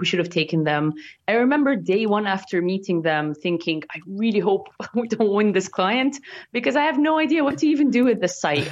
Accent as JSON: {"language": "English", "country": "Egypt", "tie": "born or raised there", "moved": "as an adult", "lives_now": "United Kingdom", "said": "my hometown in Egypt"}